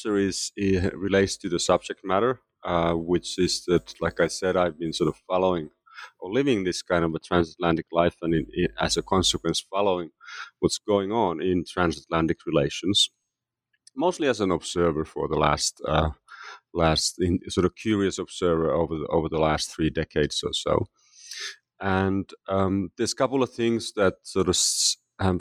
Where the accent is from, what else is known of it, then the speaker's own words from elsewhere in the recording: Finland; moved away as an adult; also born or lived in United States / Canada / London, United Kingdom; now in Geneva, Switzerland; I am originally from Finland, and I left Finland to pursue graduate studies in the United States in the late 1980s